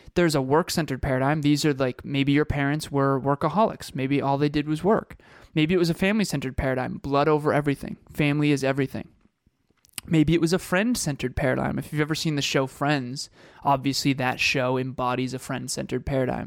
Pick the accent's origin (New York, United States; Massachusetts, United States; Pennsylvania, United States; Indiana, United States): Massachusetts, United States; Uxbridge; he grew up in Uxbridge, Massachusetts, like Kevin and I did